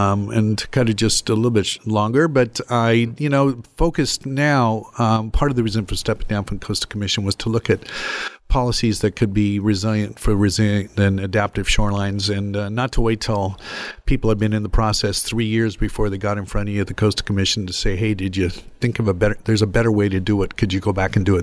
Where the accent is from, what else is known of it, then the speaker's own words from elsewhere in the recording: Southern California, United States; also born or lived in Galway, Ireland / Caribbean; now in Ventura, United States; growing up in California, Southern California, and not far from the beach, certainly in the South Bay area, and then down through North County, San Diego